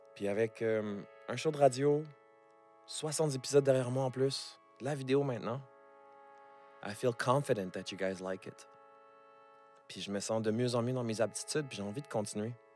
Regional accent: Montreal, Quebec, Canada; J'ai grandi à Montréal.

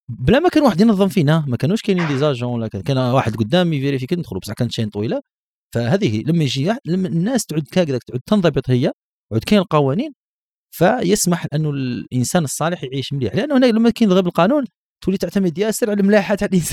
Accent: Algeria; الشبكه هنا عندنا في الجزائر كبيره ديامتر كبير

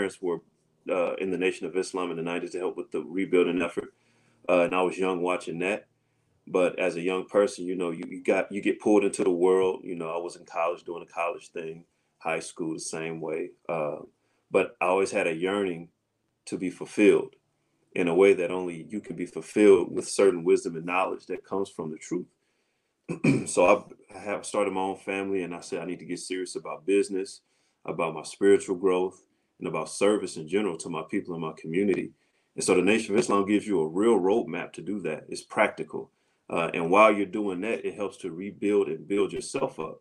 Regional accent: St. Louis, Missouri, United States; moved away; I'm from St. Louis, Missouri originally

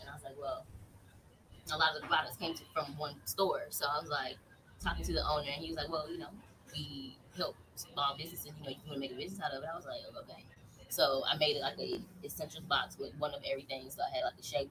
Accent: Raleigh, North Carolina, United States; now in Long Beach, United States; I'm from Raleigh, North Carolina. And I'm here in Long Beach, California now

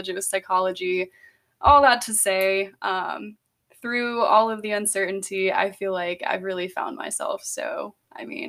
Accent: Greenville, South Carolina, United States; born or raised there; also born or lived in Simpsonville, South Carolina

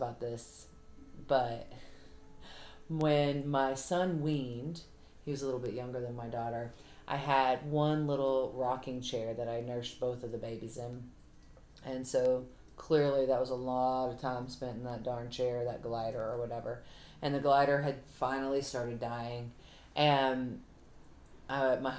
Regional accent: the South, United States; I'm from the South, so I don't talk too good.

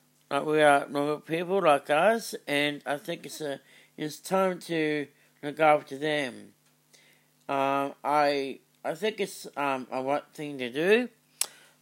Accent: Australia

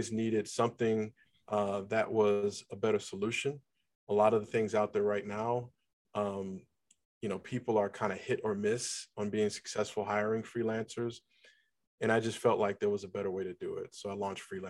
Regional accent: Cleveland, Ohio, United States; moved away as an adult; now in Atlanta, United States; I'm originally from Cleveland, Ohio. I live in Atlanta, Georgia.

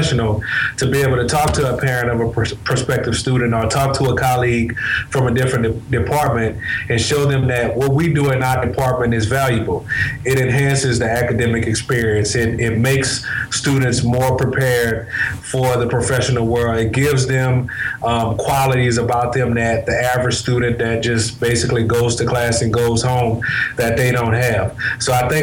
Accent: New Orleans, Louisiana, United States; moved away as an adult; also born or lived in Lake Charles, Louisiana; I'm originally from New Orleans, Louisiana

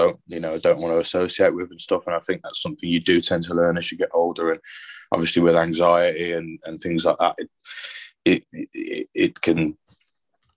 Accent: Birmingham, West Midlands, United Kingdom; also born or lived in Worcester; I live and I'm from Birmingham. And we're moving to Worcester.

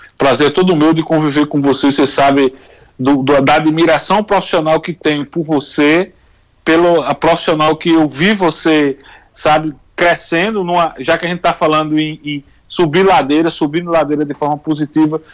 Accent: Brazil; como brasileiro

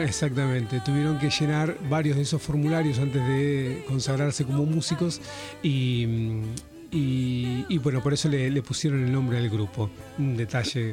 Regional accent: Tierra del Fuego, Argentina; somos de Tierra del Fuego, estamos acá en, en Buenos Aires

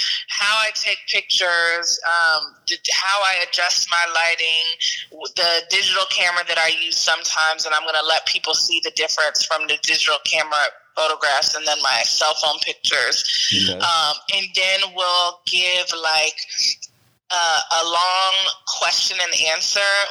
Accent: Cincinnati, Ohio, United States; moved away as an adult; now in Atlanta, United States; I'm located in Atlanta, but I'm from Cincinnati, and I've been here like literally a year

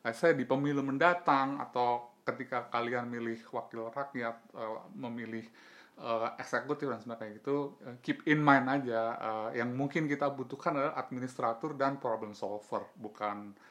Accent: Banten, Indonesia; kita lebih relate ke apa yang dilakukan sama DKI daripada di Banten sebagai warga Banten

